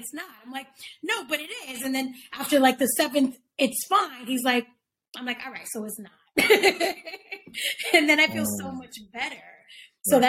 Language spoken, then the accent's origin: English; New York City, New York, United States; growing up in the Bronx with mom and dad